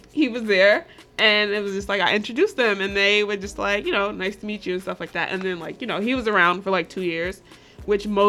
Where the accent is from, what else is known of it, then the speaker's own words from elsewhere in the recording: New York, United States; I grew up in New York